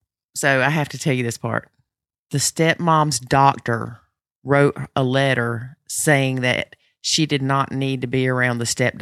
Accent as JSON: {"language": "English", "region": "the South", "country": "United States", "accent": "Southern", "said": "my Southern accent"}